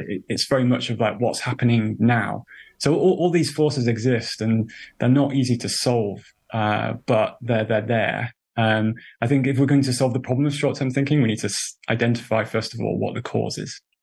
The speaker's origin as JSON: {"language": "English", "country": "United Kingdom", "accent": "British", "said": "I'm a, a British person, you probably could tell from my accent"}